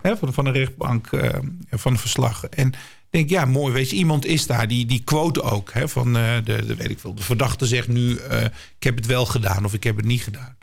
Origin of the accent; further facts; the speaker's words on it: Nijmegen, Gelderland, Netherlands; Ik ben zelf geboren en getogen in Nijmegen, waar ik nog steeds woon.